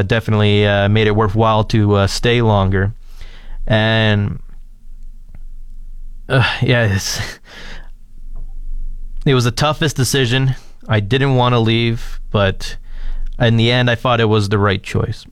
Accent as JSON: {"language": "English", "town": "London", "region": "Ontario", "country": "Canada", "tie": "born or raised there", "moved": "as an adult", "lives_now": "Fort McMurray, Canada", "said": "When I moved out here from London, Ontario"}